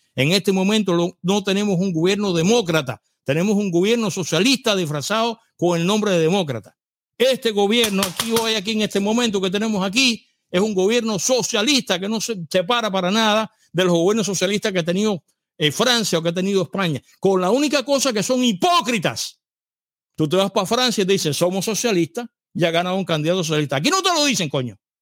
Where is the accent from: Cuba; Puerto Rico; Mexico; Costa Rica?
Cuba; moved away; yo era cubano